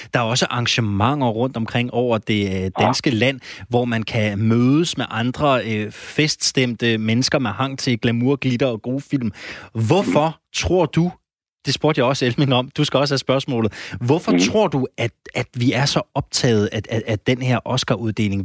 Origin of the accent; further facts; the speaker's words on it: Randers, Central Denmark Region, Denmark; moved away; jeg er jo fra Randers